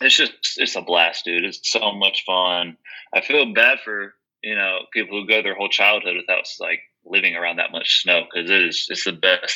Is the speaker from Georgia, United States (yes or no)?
yes; Georgia, United States; also born or lived in Colorado Springs, Colorado; Because when I lived there, I was born in Georgia. And I lived there for the first like 9 years of my life or something. And after I finished third grade, over the summer in between third and fourth grade, that's when we moved.